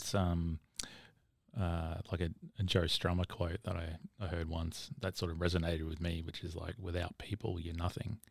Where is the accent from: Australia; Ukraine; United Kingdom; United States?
Australia; Caboolture, Queensland; I grew up in Caboolture